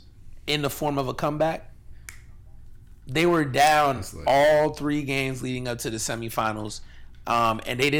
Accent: United States; we're like American

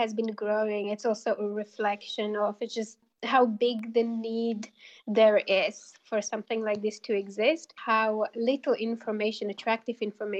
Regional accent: Slovakia; moved away as an adult; I was born in Czechoslovakia. Then I grew up in independent Slovakia. I was educated here. I finished my university education studying Slovak culture and customs. And then I left Slovakia and I lived abroad

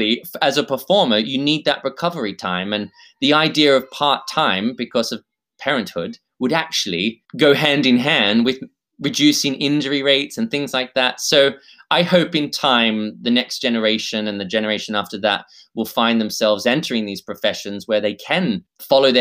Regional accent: Australia; I'm Australian

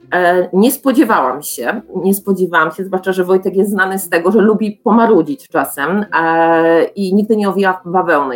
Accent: Czeladź, Silesian Voivodeship, Poland; ja pochodzę z Czeladzi

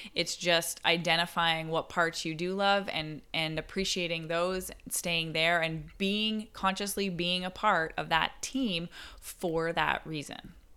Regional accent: Barrie, Ontario, Canada; moved away; I went back to my hometown, Barrie

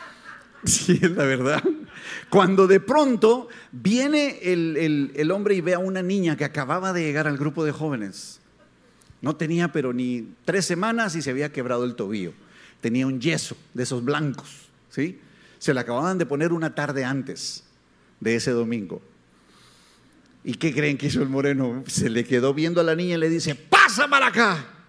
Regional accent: Guatemala; soy chapín, soy guatemalteco

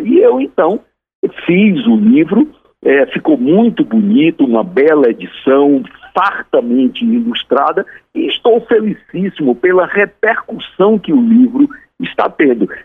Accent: Fortaleza, Ceará, Brazil; moved away as an adult; also born or lived in Teresina; now in Brasília, Brazil; Eu nasci em Fortaleza, aí trabalhei como jornalista, como professor, até 1987, quando saí da minha cidade e fui para Teresina

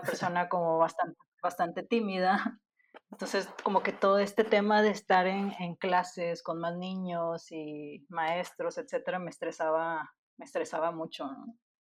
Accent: Monterrey, Nuevo León, Mexico; soy de Monterrey

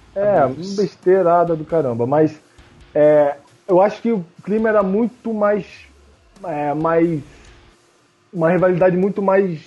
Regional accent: Rio de Janeiro, Brazil; Eu como carioca da gema mesmo, nasci aqui no Rio. E, pô, mano, como eu sou suburbano, né? Nasci na Zona Sul, mas vim pro, desde cedo pro subúrbio

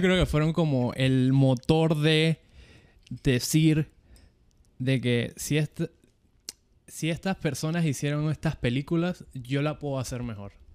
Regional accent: Venezuela; moved away as an adult; now in Panama; en Venezuela, que es mi país natal, y en Panamá, que es el país donde resido hace más de 10 años

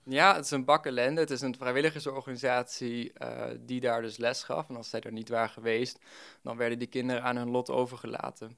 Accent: Netherlands; als Nederlander

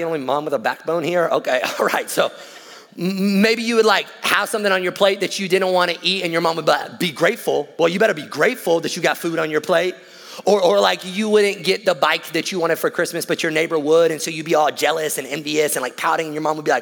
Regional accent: the South, United States; we're from the South

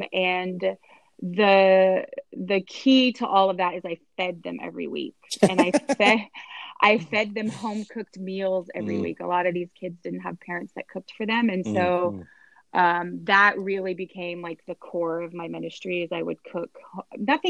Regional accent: San Antonio, Texas, United States; moved away as an adult; also born or lived in Florida; I am born and raised in San Antonio, Texas

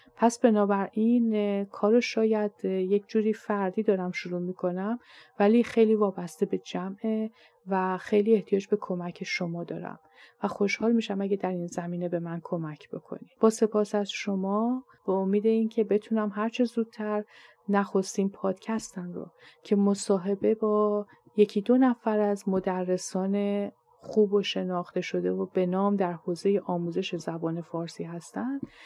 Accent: Iran; first language Persian; moved away as an adult; now in Canada; منی که در ایران بزرگ شدم

